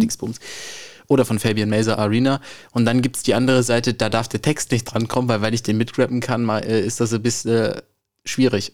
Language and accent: German; Frankfurt, Hesse, Germany; ich komme aus der Nordweststadt, ich wohne